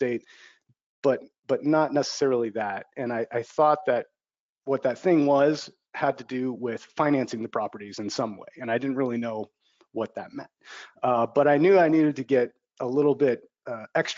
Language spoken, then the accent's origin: English; Bay Area, California, United States; moved away as an adult; also born or lived in Los Angeles, United States; I'm from the Bay Area